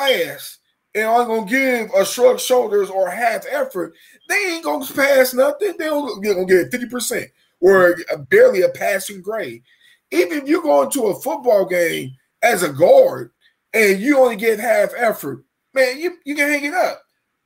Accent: Dayton, Ohio, United States; I'm from Dayton, Ohio

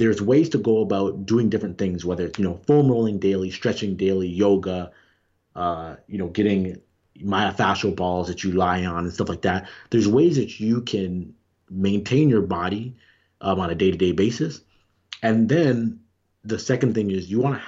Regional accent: Toronto, Ontario, Canada; growing up in Toronto

